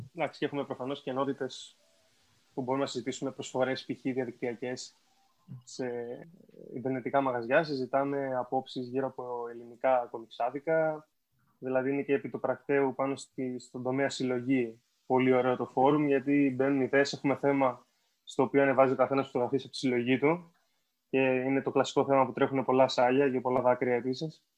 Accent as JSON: {"language": "Greek", "country": "Greece", "tie": "born or raised there", "said": "σαν παιδί στην Ελλάδα των 2000 αρχές"}